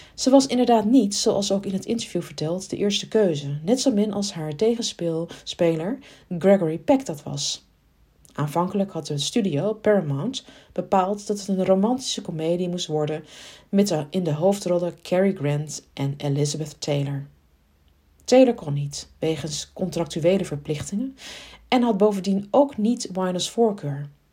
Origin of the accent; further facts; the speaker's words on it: Arnhem, Gelderland, Netherlands; als Arnhemmer